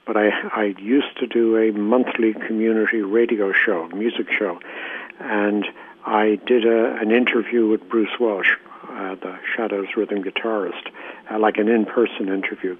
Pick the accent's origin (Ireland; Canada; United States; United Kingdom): Ireland; I was born and raised in Ireland